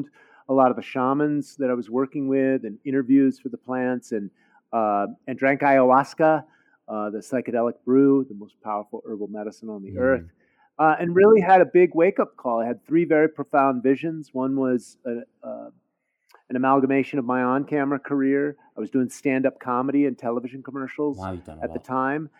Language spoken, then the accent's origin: English; San Francisco, California, United States; I grew up in the Haight-Ashbury when I was very small in the summer of love, 1967, Haight-Ashbury district of San Francisco